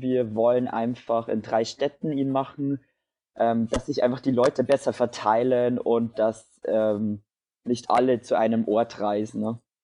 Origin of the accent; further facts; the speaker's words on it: near Dingolfing, Bavaria, Germany; ich komme aus der Nähe von Dingolfing